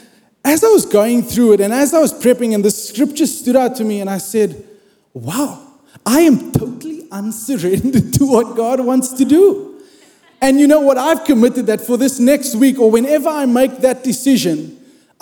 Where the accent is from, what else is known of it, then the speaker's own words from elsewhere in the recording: South Africa; I grew up in South Africa